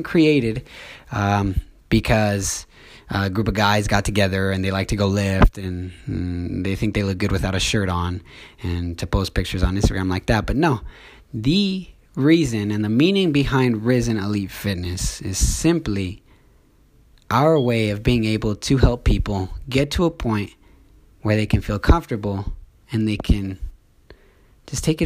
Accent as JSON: {"language": "English", "town": "Orem", "region": "Utah", "country": "United States", "tie": "born or raised there", "said": "I'm from Orem, Utah. I've lived here my whole life"}